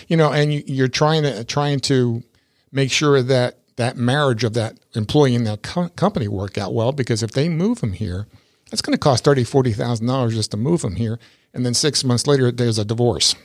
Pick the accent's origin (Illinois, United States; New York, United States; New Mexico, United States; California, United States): New York, United States; also born or lived in Tampa Bay area, Florida; now in Tampa Bay, United States; I grew up in New York, and I, I've been here since sixty-eight